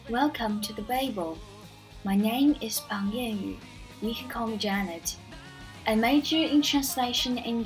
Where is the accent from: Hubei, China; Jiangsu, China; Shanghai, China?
Jiangsu, China; Nanjing; English is a second language; I am from Nanjing, which is a historical city full of vitality, a merge of classics and modernity.